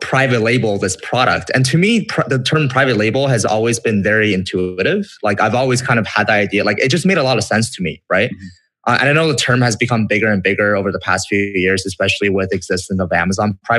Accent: Vancouver, British Columbia, Canada; I'm from Canada

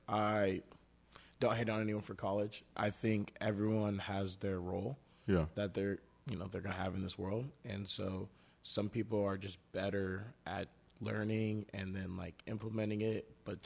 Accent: Dallas, Texas, United States; From Dallas.

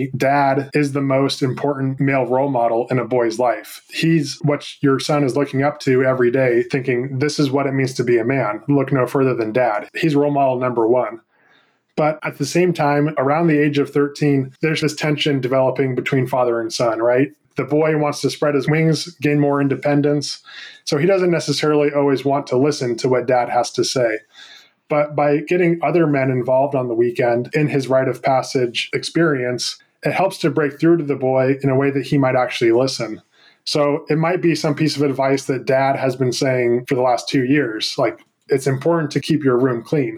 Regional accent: San Francisco Bay Area, California, United States; I grew up in the San Francisco Bay Area

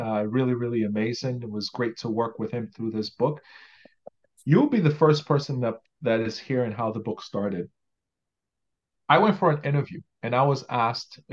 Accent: Nigeria; moved away as an adult; now in Canada; Growing up in Nigeria

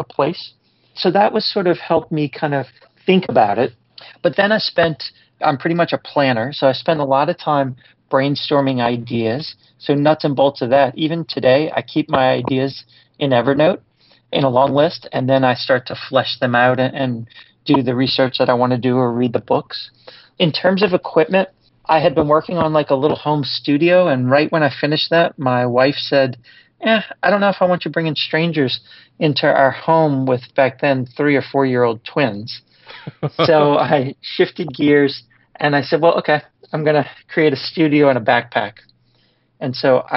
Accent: New Orleans, Louisiana, United States; moved away as an adult; I was born and raised here in New Orleans, and then I was away for 15 years, and I came back

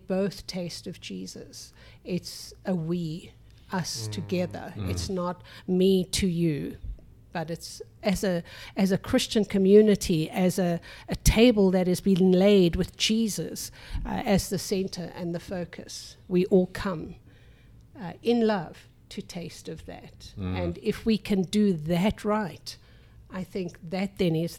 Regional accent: South Africa; now in United States; we are generationally South African

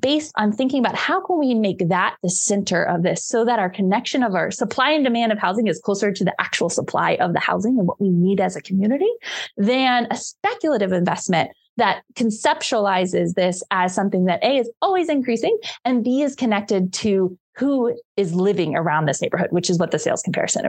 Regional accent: Cincinnati, Ohio, United States; I grew up in Cincinnati, Ohio

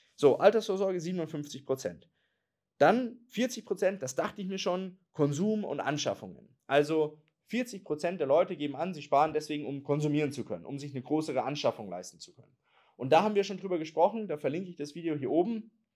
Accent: Germany; wir Deutsche

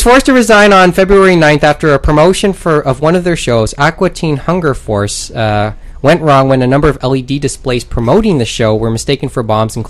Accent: Canada; even as a Canadian who never really got the chance to see that work directly

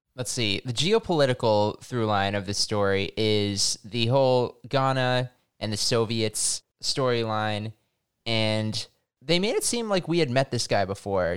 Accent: Massachusetts, United States; I grew up in Massachusetts

